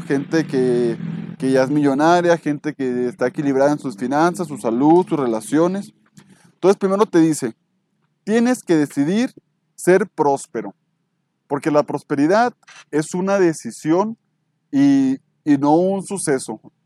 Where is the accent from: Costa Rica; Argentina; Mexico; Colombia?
Mexico; yo soy mexicano